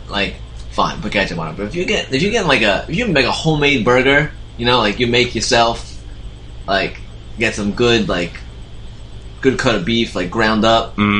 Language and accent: English; New York City, New York, United States; No, we lived in Brooklyn with all concrete. There was no golfing going on. We lived in an apartment.